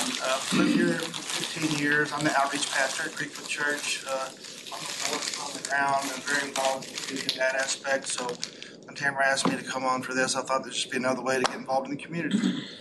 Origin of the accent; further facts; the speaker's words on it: Arlington, Texas, United States; now in Mansfield, United States; like Jody, I grew up in Arlington.